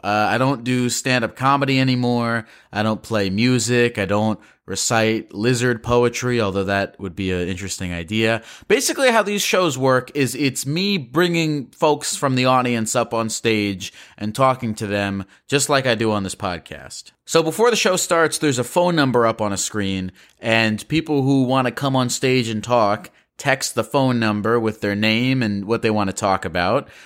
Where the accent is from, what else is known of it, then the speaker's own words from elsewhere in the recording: Baltimore, Maryland, United States; my hometown of Baltimore, Maryland